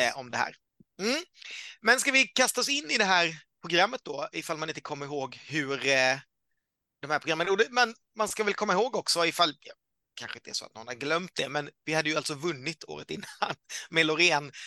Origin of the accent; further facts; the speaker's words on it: Karlskrona, Blekinge, Sweden; moved away; Jag är ju född i Karlskrona